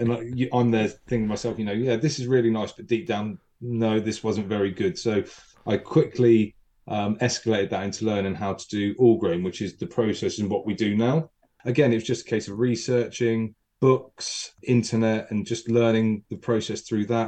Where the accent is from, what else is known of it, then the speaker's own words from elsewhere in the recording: Wimborne, South West England, United Kingdom; I'm from Wimborne, I'm Wimborne and bred.